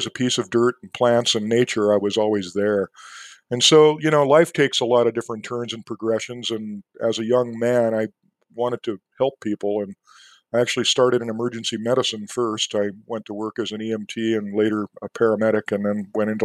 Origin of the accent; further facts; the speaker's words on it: San Diego, California, United States; moved away; also born or lived in Montana; I grew up in San Diego